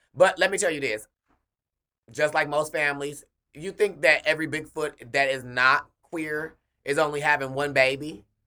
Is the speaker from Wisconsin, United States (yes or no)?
yes; Milwaukee, Wisconsin, United States; I'm from Milwaukee, Wisconsin